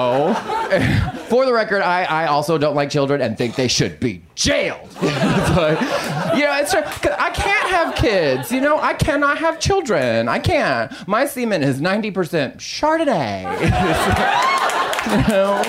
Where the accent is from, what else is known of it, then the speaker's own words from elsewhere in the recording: Texas, United States; now in Los Angeles, United States; I'm from Texas, but I live in Los Angeles